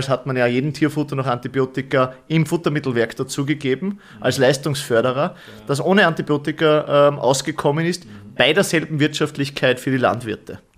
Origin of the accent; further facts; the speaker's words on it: Bad Schallerbach, Upper Austria, Austria; ich komme aus Österreich, also als Oberösterreich, genauer